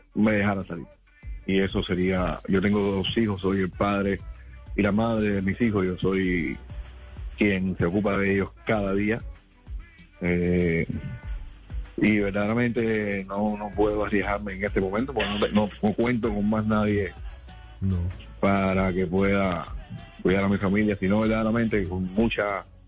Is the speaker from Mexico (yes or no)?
no; Cuba; born or raised there; moved away as an adult